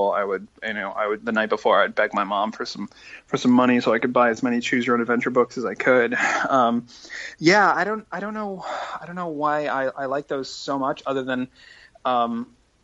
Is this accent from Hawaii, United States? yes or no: no; Iowa City, Iowa, United States; moved away as an adult; also born or lived in Massachusetts; I had just been living in Iowa City for several years, and I was born there, so I could finally really claim Iowa as home